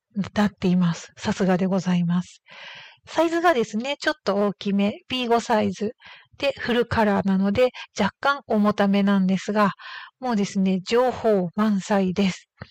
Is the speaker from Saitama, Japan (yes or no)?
no; Hokkaido, Japan; 私のふるさとの北海道